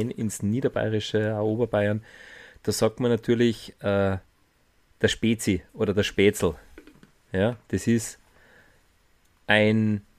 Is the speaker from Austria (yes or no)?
yes; Austria; Bei uns in Österreich